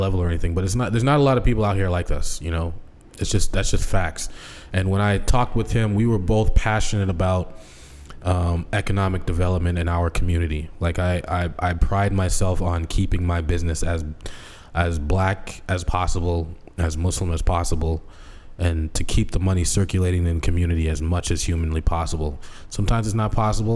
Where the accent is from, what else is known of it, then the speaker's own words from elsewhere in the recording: Boston, Massachusetts, United States; moved away as an adult; also born or lived in Seattle; when I came back into Boston from Seattle